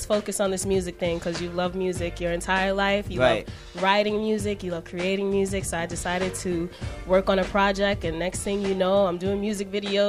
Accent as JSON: {"language": "English", "town": "New York City", "region": "New York", "country": "United States", "said": "I'm from the Bronx."}